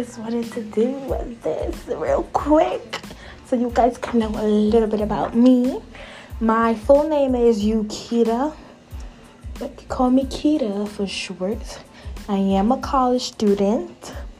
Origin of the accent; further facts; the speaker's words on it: New York City, New York, United States; also born or lived in Bronx, New York; I live in New York in the Bronx girl, but I was born in Harlem.